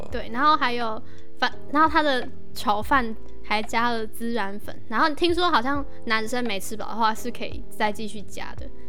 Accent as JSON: {"language": "Chinese", "region": "northern Taiwan", "country": "Taiwan", "said": "我是北部人"}